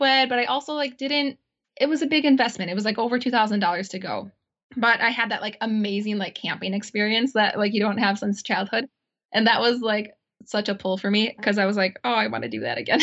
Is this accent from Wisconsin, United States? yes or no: yes; Auburndale, Wisconsin, United States; also born or lived in Milwaukee, Wisconsin; my hometown in Auburndale, Wisconsin